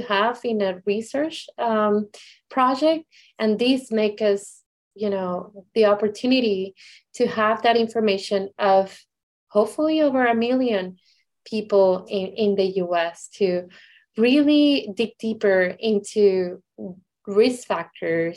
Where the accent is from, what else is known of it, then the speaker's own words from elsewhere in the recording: Puerto Rico; I am from Puerto Rico